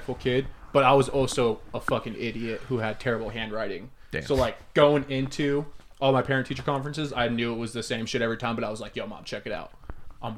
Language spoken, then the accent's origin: English; Las Vegas, Nevada, United States; I grew up in Vegas